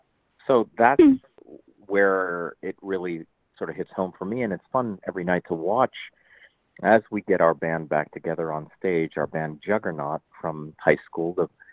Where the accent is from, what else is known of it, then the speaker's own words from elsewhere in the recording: Pittsburgh, Pennsylvania, United States; I grew up outside of Pittsburgh, Pennsylvania, and I grew up to two Indian immigrants with two parents who were two Indian immigrants. And I was born in Pittsburgh